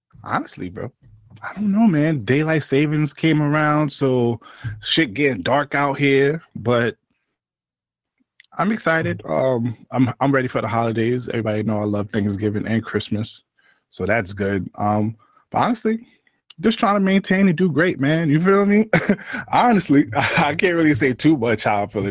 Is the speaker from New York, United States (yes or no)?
yes; New York City, New York, United States; growing up in New York City